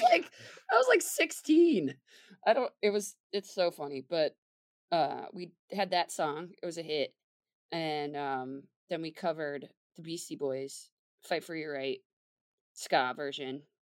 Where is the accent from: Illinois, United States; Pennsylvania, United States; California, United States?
Pennsylvania, United States; the Poconos; moved away as an adult; also born or lived in Philadelphia, Pennsylvania; I ended up moving back um, from Philly to my hometown of the Poconos.